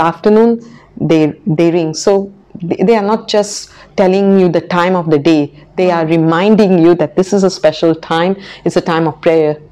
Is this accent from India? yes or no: yes; Goa, India; now in Macau; I come from Goa, which was a Portuguese colony for about 500 years.